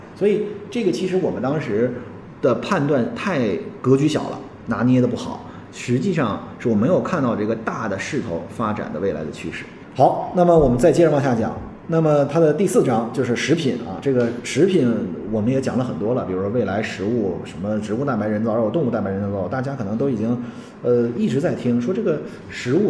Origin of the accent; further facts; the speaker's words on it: China; 我们中国人